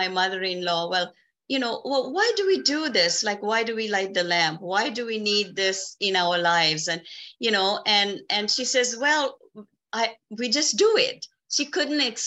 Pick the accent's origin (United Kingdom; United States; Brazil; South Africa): South Africa; moved away as an adult; now in Canada; I was born and raised in South Africa